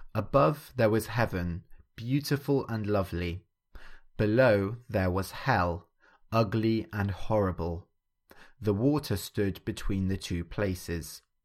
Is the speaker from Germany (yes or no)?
no; England, United Kingdom; growing up in England, I grew up, uh, Christian.